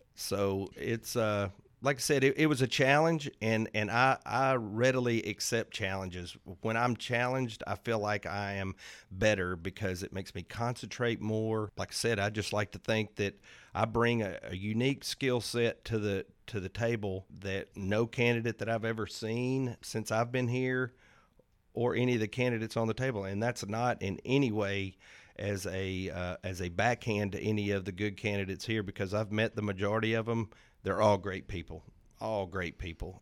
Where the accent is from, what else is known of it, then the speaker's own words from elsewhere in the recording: Arlington, Tennessee, United States; moved away as an adult; now in Hernando, United States; I'm originally from Arlington, Tennessee